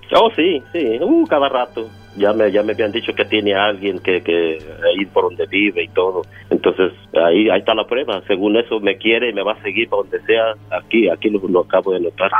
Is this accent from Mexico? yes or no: yes; Mexico; yo soy de México